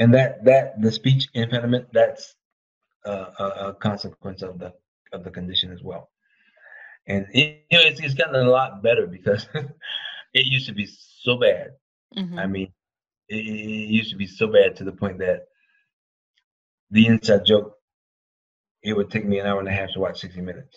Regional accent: South Georgia, United States; I'm from South Georgia

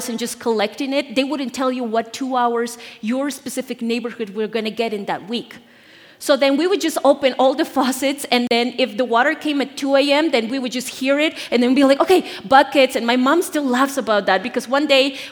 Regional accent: Bolivia; moved away; I'm from Bolivia, born and raised there

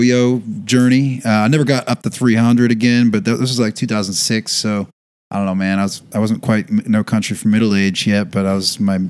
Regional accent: New Hampshire, United States; I'm just from New Hampshire.

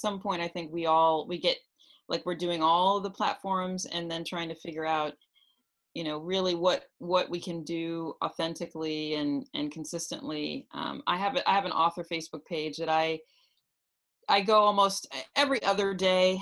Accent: New York City, New York, United States; I grew up in New York City, and I brought that into Renew You at New York City

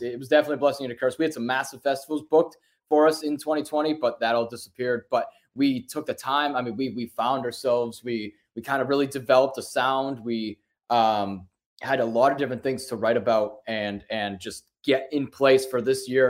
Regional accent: Worcester, Massachusetts, United States; we're from Worcester, Massachusetts

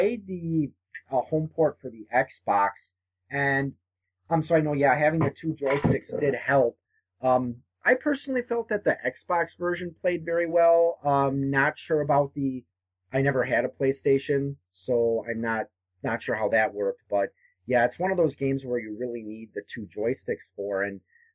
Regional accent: New Berlin, Wisconsin, United States; I grew up in New Berlin, which is not far from Brookfield, and Brookfield Square is the mall there

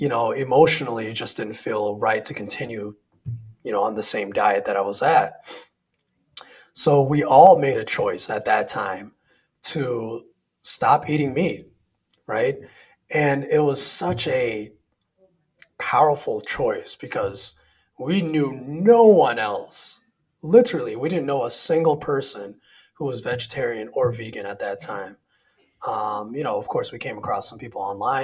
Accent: Sioux Falls, South Dakota, United States; I grew up in South Dakota, a small city by the name of Sioux Falls.

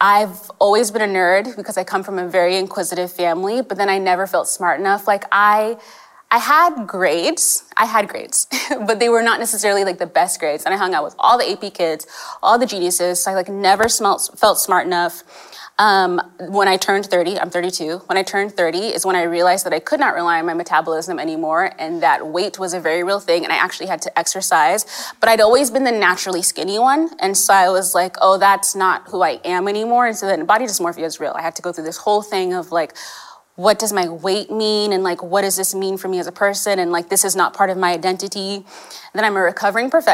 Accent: California, United States; accent: American; also born or lived in Kenya / England; We moved to California when I was five

